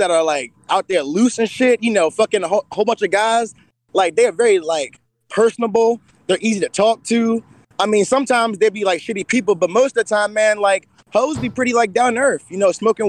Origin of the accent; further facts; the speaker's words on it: Virginia, United States; also born or lived in Colorado Springs; man. I'm from Virginia.